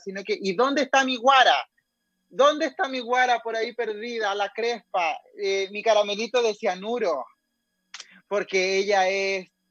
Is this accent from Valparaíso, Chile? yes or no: no; Coquimbo, Chile; now in Santiago, Chile; soy de Coquimbo, soy de la cuarta región